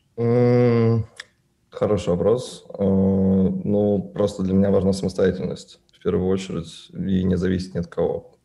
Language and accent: Russian; Naberezhnye Chelny, Tatarstan, Russia; мне 24 года, я родился на Набережных Челнах.